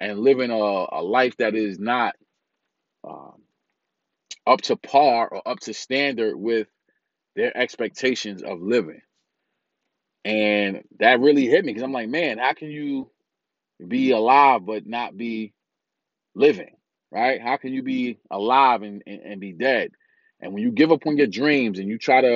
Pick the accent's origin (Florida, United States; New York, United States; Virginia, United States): New York, United States; New York City; I'm from Brooklyn, New York.